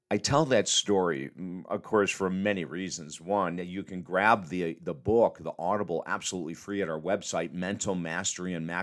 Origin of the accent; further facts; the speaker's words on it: Syracuse, New York, United States; maybe I was 10 or 12 years of age, uh, living in Syracuse, New York